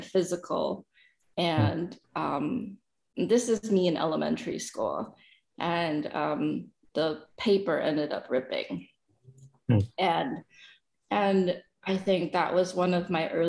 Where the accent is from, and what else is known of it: San Gabriel Valley, California, United States; born or raised there; also born or lived in El Dorado, Arkansas